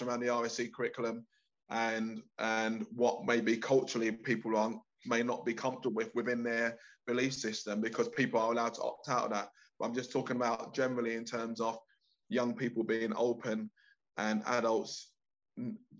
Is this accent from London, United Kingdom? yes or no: yes; London, United Kingdom; I grew up in East London